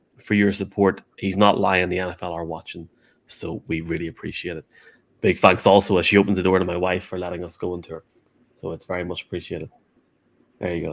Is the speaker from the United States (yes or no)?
no; Ireland; should I stop being so Irish